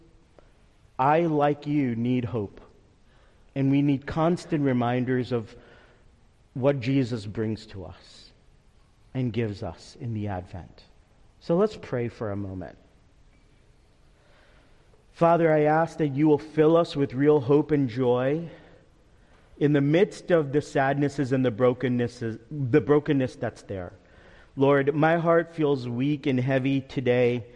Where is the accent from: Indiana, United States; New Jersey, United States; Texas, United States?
New Jersey, United States; Teaneck; When I was growing up in Teaneck, New Jersey, 15 minutes outside of New York City